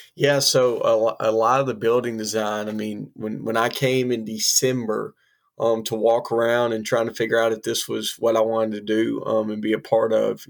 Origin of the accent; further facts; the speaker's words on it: Hoover, Alabama, United States; I grew up in Hoover, Alabama, outside of Birmingham